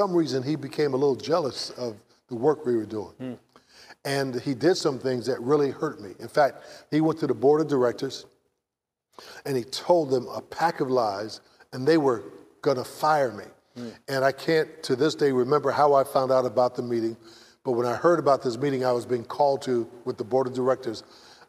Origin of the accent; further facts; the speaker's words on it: San Francisco, California, United States; I grew up in San Francisco